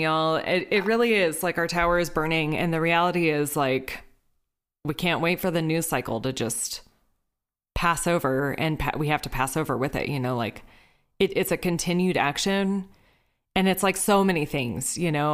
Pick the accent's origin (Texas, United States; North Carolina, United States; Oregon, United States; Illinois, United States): Texas, United States; I'm from Texas. I come from a family of hunters.